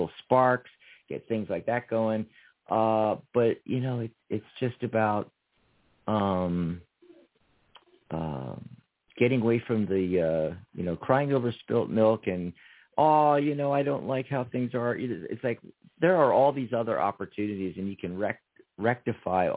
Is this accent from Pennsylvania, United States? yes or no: yes; Philadelphia, Pennsylvania, United States; moved away as an adult; now in Tucson, United States; I lived for the first 18 years in Philadelphia, in Pennsylvania. I grew up there